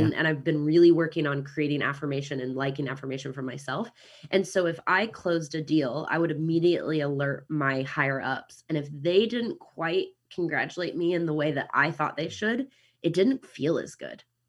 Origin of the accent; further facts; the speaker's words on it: Kansas City, United States; accent: American; now in New Zealand; I'm from Kansas City originally